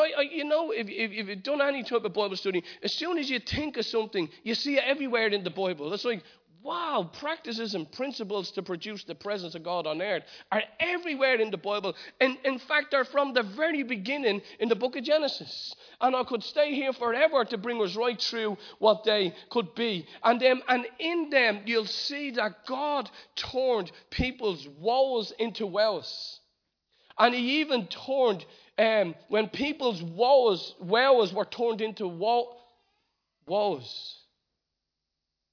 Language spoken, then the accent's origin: English; Ireland; as an Irishman